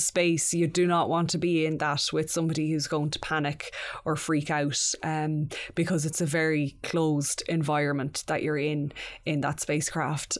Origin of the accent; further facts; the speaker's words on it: Mayo, Connacht, Ireland; that eleven-year-old growing up in Mayo